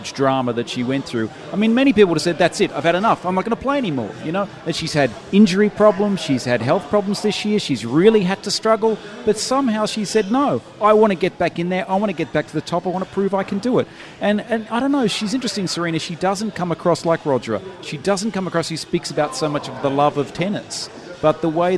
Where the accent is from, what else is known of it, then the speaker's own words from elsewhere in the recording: Australia; now in Dubai, United Arab Emirates; as an Australian